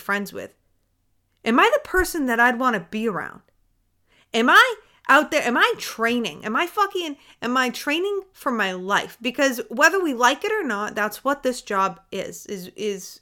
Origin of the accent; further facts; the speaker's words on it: Maine, United States; I didn't grow up in a city. I grew up in Maine